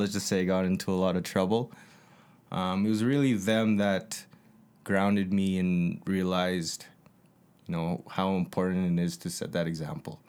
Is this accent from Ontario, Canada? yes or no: no; Calgary, Alberta, Canada; born and raised, like J Mo said, I was born at, uh, in Calgary